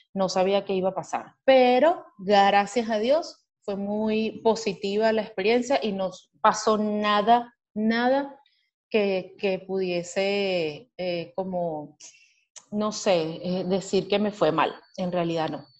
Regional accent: Venezuela; now in Miami, United States; como todo venezolano resiliente

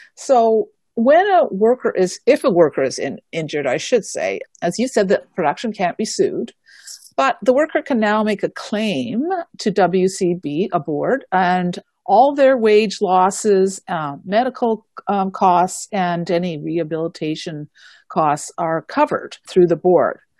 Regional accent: Manitoba, Canada; now in British Columbia, Canada; I am originally from Manitoba

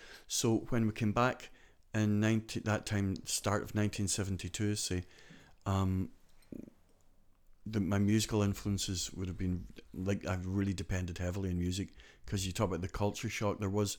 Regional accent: County Donegal, Ireland; accent: Scottish; also born or lived in Glasgow, United Kingdom; people would say to me, where are you from? And I say, Donegal. I say, oh, you've got a very Scottish accent. And I say, I was born in Glasgow. And they say, oh, you're Scottish? And I say, no, I'm Donegal, do you know?

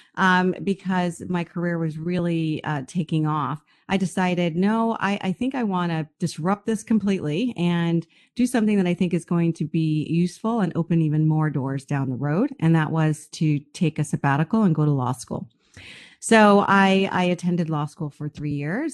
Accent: United States; moved away as an adult; also born or lived in Bahamas / Canada; I'm from the United States

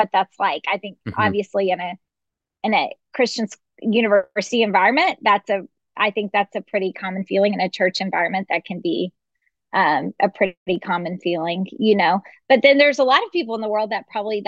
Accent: Dallas, Texas, United States; now in Lubbock, United States; I grew up in Dallas

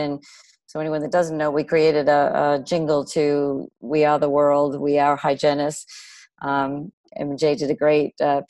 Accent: Milton, Massachusetts, United States; also born or lived in Texas; Milton, right outside of Boston.

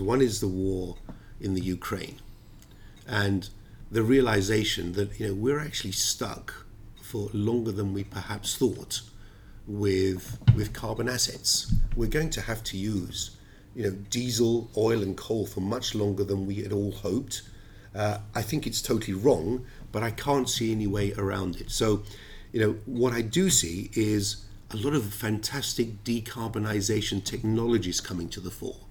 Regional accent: London, United Kingdom; also born or lived in Cyprus; I was born in Cyprus, uh, I've always been a Londoner, and uh, the United Kingdom is very much my home

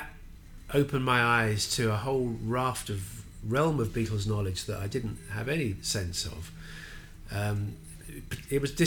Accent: London, United Kingdom; as a Londoner

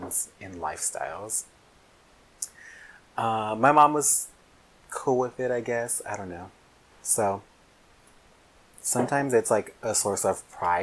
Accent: Los Angeles, California, United States; I grew up, I'm from LA. I lived in South Central. That's where I grew up

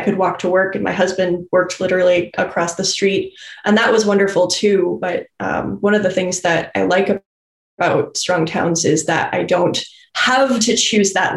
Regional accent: Fairbanks, Alaska, United States; moved away as an adult; also born or lived in Galena, Alaska / Nenana, Alaska / Chippewa Valley, Wisconsin; now in Wisconsin, United States; I'm originally from Alaska. I was born in Fairbanks, Alaska, which is the Golden Heart City, smack dab in the middle of the state. I spent a couple of years in the bush in a river community called Galena before returning to the road system, going to high school in Nenana, and then going to college back in Fairbanks.

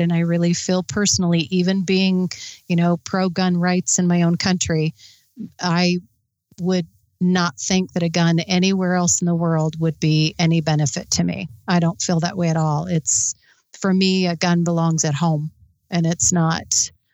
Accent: Midwest, United States; I grew up in the Midwest where I grew up around guns

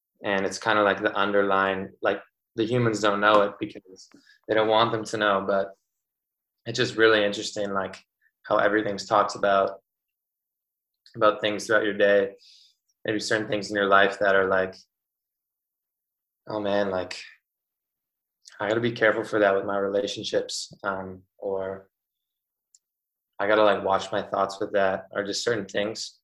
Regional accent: Winnipeg, Manitoba, Canada; I'm from Winnipeg

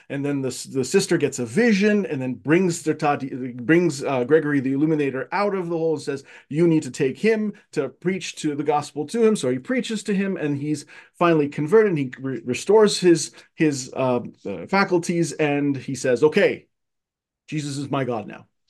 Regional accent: Cairo, Cairo Governorate, Egypt; moved away as an adult; now in United States; I was born, uh, and raised in Egypt, in Cairo, Egypt

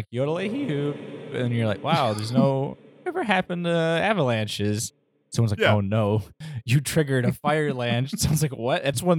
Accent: Midwest, United States; also born or lived in Detroit; we're from the Midwest.

